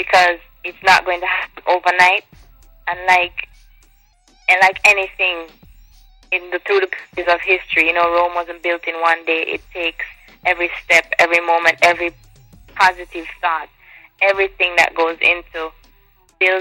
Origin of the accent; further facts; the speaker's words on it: Jamaica; I cook Jamaican food because I'm from Jamaica